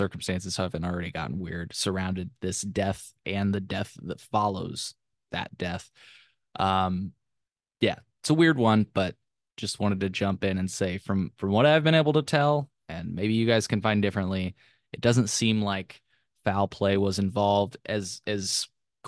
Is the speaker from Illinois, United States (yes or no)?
yes; Illinois, United States; I am from Illinois